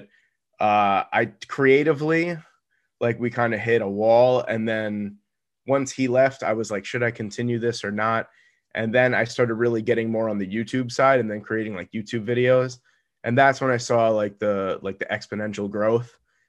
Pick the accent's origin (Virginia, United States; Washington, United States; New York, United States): New York, United States; But me being a New Yorker, we like stereotypically don't really like Los Angeles.